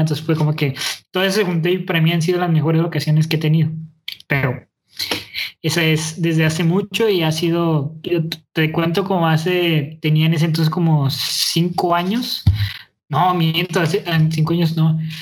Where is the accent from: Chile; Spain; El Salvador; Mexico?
Mexico; Monterrey, Nuevo León; accent: norteño; yo crecí aquí, o sea, yo soy regio, yo soy neolonés